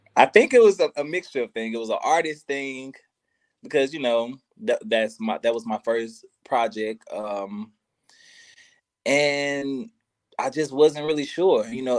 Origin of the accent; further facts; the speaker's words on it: Memphis, Tennessee, United States; I'm from Memphis